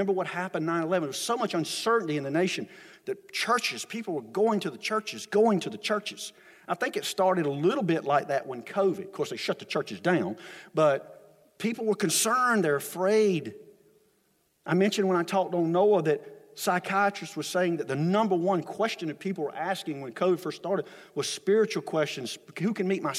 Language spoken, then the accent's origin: English; United States